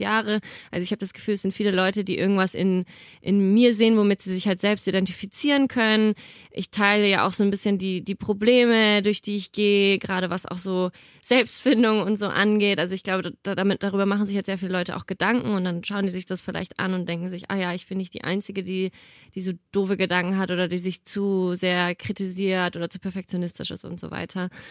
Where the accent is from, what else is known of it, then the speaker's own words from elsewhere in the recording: Nuremberg, Bavaria, Germany; now in Cologne, Germany; ich komme ja ursprünglich aus Nürnberg